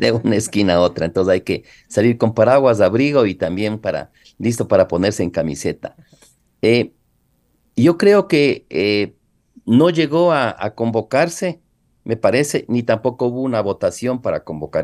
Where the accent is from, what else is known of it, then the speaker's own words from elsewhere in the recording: Ecuador; nosotros es como ecuatorianos